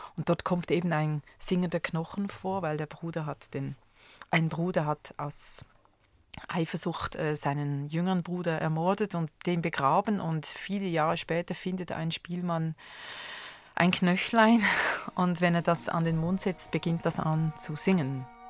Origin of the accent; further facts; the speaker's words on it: Switzerland; in meiner Kindheit gab es in Schweiz